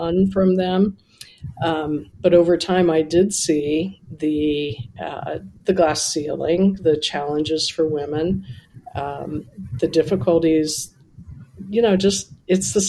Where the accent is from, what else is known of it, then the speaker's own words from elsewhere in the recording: Columbus, Ohio, United States; moved away as an adult; also born or lived in New York / Niagara Falls / Buffalo / California; I grew up in Columbus, Ohio